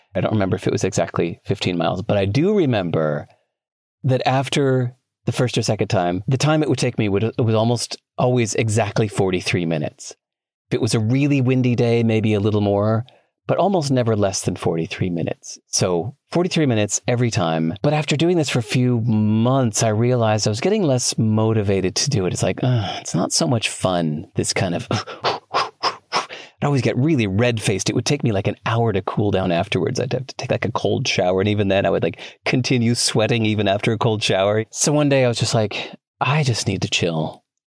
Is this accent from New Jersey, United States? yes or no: no; Chicago, Illinois, United States; moved away; I grew up in Chicago